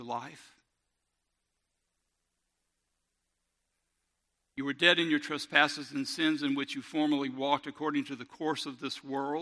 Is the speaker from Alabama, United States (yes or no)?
yes; Robertsdale, Alabama, United States; I grew up in Robertsdale